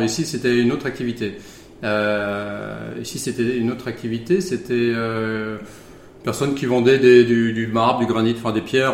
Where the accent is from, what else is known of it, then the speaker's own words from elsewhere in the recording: Charente, Nouvelle-Aquitaine, France; also born or lived in Bordeaux; j'ai grandi en Charente.